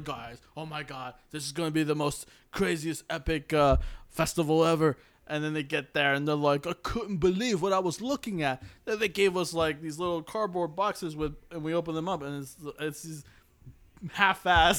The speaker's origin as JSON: {"language": "English", "country": "United States", "said": "I'm American."}